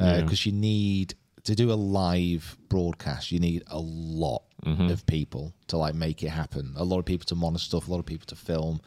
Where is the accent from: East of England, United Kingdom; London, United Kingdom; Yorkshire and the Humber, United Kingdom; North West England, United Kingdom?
North West England, United Kingdom; Preston; I'm from Preston